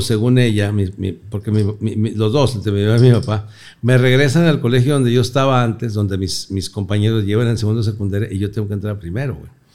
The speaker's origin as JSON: {"language": "Spanish", "town": "Torreón", "region": "Coahuila", "country": "Mexico", "tie": "born or raised there", "moved": "yes", "said": "Nací en Torreón, Coahuila hace 62 años"}